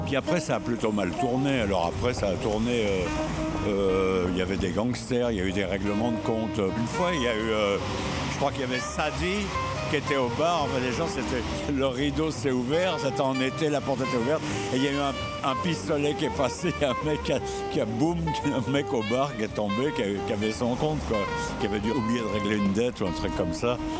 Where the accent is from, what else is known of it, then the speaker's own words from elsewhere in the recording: Paris, Île-de-France, France; je suis parisien